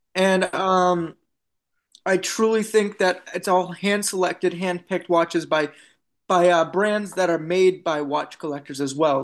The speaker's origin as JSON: {"language": "English", "country": "United States"}